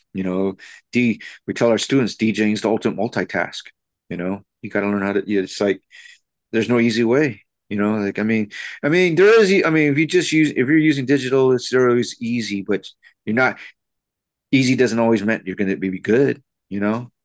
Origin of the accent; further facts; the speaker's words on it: United States; as a Filipino American